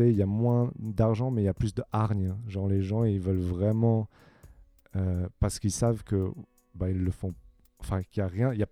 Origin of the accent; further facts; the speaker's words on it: Australia; also born or lived in Sion, Switzerland; je suis né euh, en Suisse, à, à, Sion. Et du coup, quand j'ai eu 8 ans, on a déménagé en Australie avec ma famille.